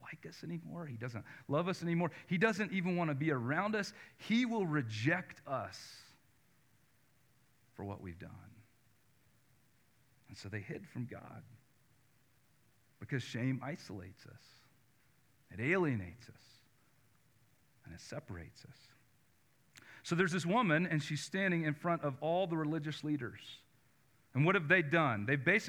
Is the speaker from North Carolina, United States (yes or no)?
yes; North Carolina, United States; I grew up in North Carolina